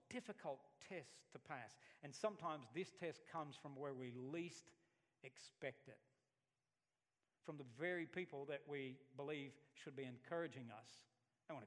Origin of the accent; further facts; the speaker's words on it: Alabama, United States; moved away as an adult; I'm from Alabama. I've never even been any further west than Texas